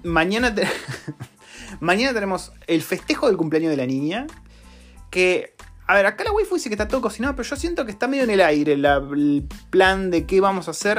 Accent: Argentina; now in New Zealand; Y somos argentinos, por si no se dieron cuenta, por el acento

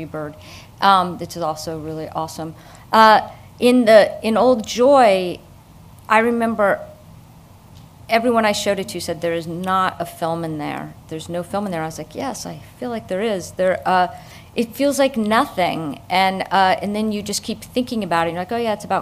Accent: Miami, Florida, United States; moved away; also born or lived in Pacific Northwest; I'm from Miami

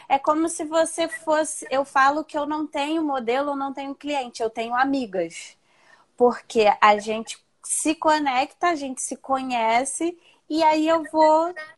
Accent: Rio de Janeiro, Brazil; Moro, sou do Rio

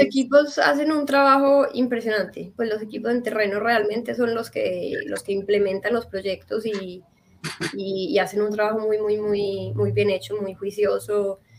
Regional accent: Medellín, Antioquia, Colombia; moved away as an adult; now in Paris, France; nací y crecí en Medellín, en Colombia

